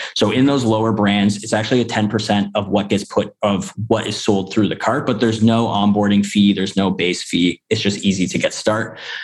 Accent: Canada; I'm I'm actually from Canada

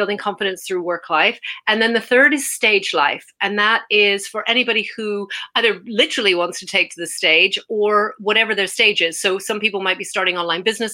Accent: Canada; moved away as an adult; now in United Kingdom; I'm from Canada originally, but I came to the UK

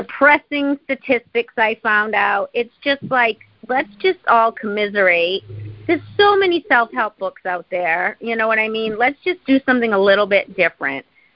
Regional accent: Boston, Massachusetts, United States; So I'm from New England, Boston

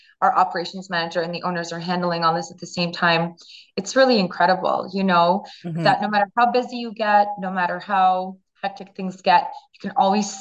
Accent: Ottawa, Ontario, Canada; as a Canadian and as somebody that grew up in Ottawa

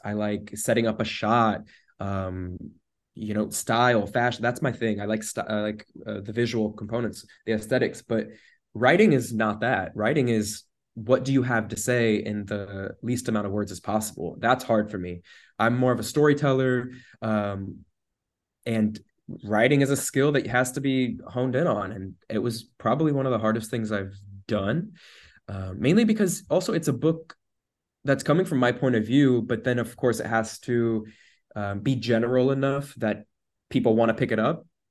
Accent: United States; moved away

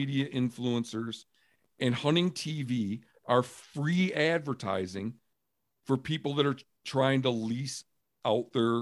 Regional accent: Michigan, United States; I'm from Michigan

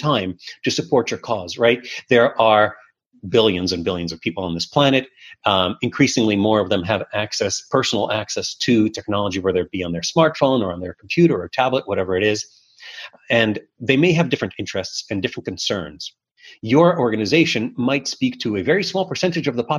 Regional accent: New York City, New York, United States; English is a second language; also born or lived in Soviet Union; moving to Brooklyn in the 1980s, in the heart of the evil empire era, as Reagan termed the Soviet Union at the time, was challenging. There were not a lot of Russian-speaking kids in my class

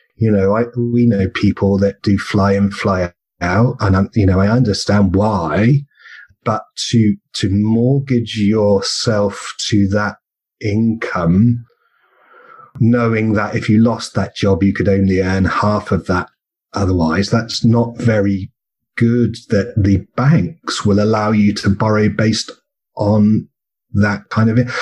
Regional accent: England, United Kingdom; now in Australia; I come from England, and we're both in Australia.

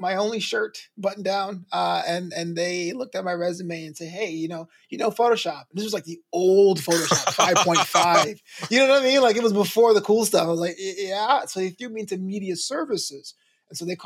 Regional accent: New York, United States; also born or lived in Brooklyn / Flagler College, St. Augustine, Florida; I grew up in New York where WWF was the local federation

